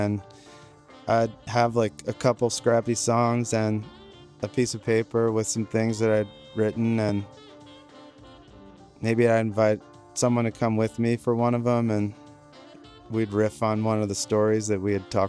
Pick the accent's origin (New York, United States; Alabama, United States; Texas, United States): New York, United States; now in California, United States; I'm from New York originally.